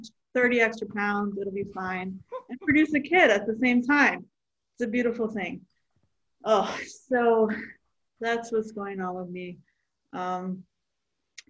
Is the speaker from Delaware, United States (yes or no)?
yes; Delaware, United States; I am a comic from Delaware